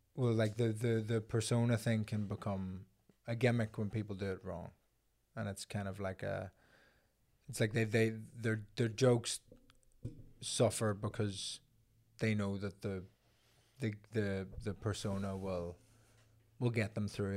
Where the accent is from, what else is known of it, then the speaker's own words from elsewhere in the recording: Belfast, Northern Ireland, United Kingdom; I'm from Belfast